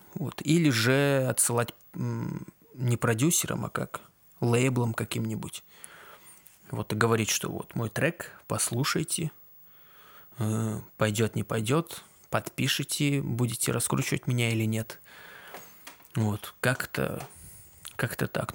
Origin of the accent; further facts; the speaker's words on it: Kazakhstan; казахский для меня он привычный, потому что я из Казахстана. Вот я его учил там